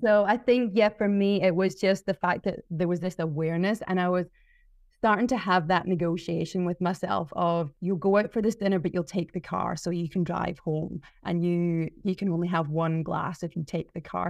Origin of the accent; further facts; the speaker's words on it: Glasgow, Scotland, United Kingdom; moved away as an adult; also born or lived in South Melbourne, Australia; now in Mornington Peninsula, Australia; growing up in Scotland